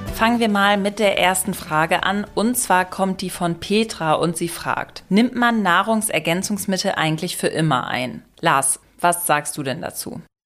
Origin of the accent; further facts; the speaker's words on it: Germany; bei uns in Deutschland